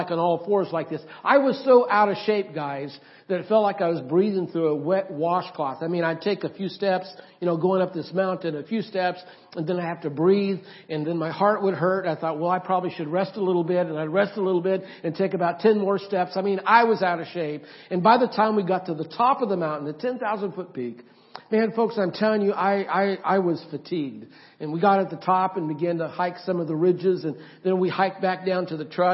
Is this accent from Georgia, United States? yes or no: no; Oregon and Idaho, United States; moved away; also born or lived in Florida; I grew up mainly in Oregon and Idaho